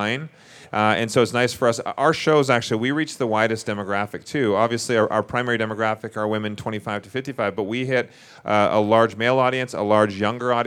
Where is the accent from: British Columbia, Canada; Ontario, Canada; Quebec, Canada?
British Columbia, Canada; Vancouver; moved away as an adult; now in Las Vegas, United States; We're from Vancouver originally, so we are Canadian, but we shoot more in the U.S. than we do in Canada